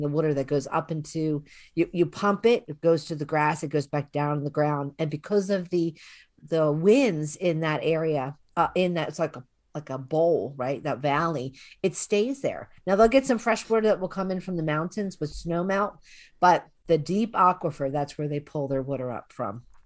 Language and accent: English; Philadelphia, Pennsylvania, United States; moved away; I grew up in the Northeast in Philadelphia